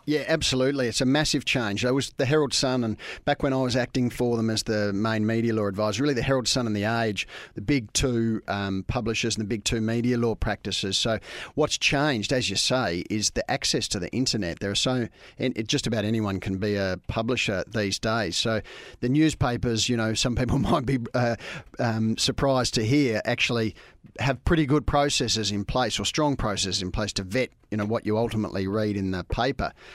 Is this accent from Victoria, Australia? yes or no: yes; Camberwell, Victoria, Australia; also born or lived in England / Dandenong / Haileybury; I grew up um, in a few places, but um, originally in uh, Camberwell